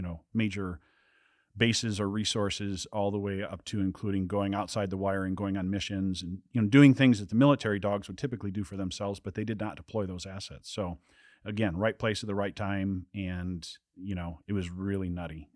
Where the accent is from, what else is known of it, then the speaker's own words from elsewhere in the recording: southern Wisconsin, United States; I grew up, uh, was born and raised in Wisconsin, uh, southern Wisconsin, lived on a farm.